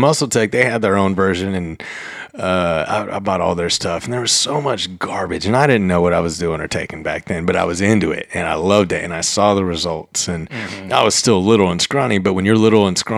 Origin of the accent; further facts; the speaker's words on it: Alvin, Texas, United States; also born or lived in Port Lavaca, Texas; I grew up mostly in Alvin between starting Port Lavaca and then moved to Alvin. Went through high school there